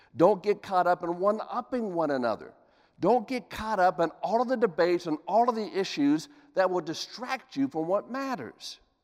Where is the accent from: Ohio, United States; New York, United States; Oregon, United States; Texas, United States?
Ohio, United States; Columbus; Columbus, Ohio, my hometown